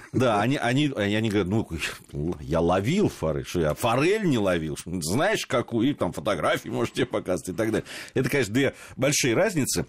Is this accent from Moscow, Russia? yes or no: yes; Moscow, Russia; Такие москвичи, как я и ты